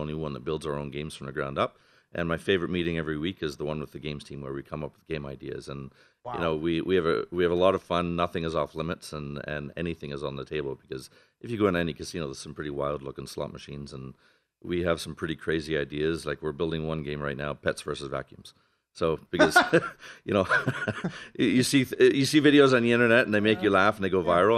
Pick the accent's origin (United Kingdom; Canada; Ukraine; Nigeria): Canada; now in Las Vegas, United States; I'm from Canada originally, and I was supposed to move to Boston